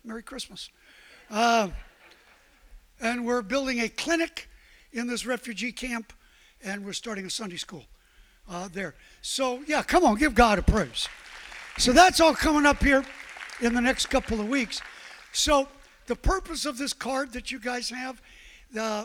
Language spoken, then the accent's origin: English; New York City, New York, United States; I'm from Brooklyn